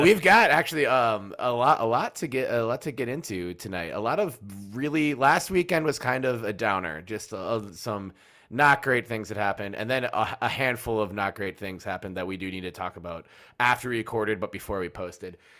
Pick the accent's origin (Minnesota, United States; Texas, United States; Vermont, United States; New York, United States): Minnesota, United States; Minneapolis; born or raised there